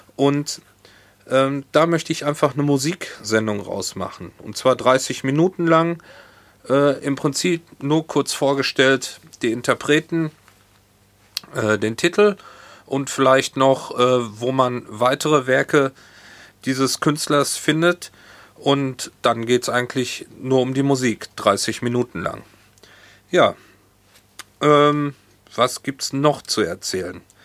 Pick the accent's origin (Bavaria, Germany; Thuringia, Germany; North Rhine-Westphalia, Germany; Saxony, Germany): North Rhine-Westphalia, Germany; Hagen; moved away as an adult; now in Hamburg, Germany; Ich bin 1971 in Hagen, Nordrhein-Westfalen geboren